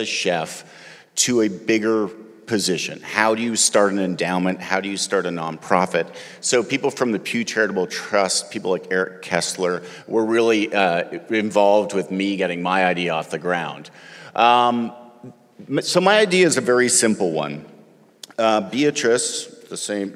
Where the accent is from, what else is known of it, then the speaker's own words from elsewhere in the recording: Canada; moved away as an adult; now in Athens, United States; I'm Canadian, and I've lived in that blue dot for just about 20 years